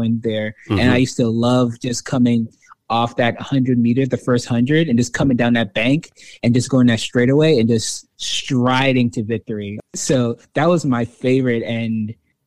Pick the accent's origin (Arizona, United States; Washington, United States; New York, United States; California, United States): New York, United States; New York City; I'm originally from Brooklyn, New York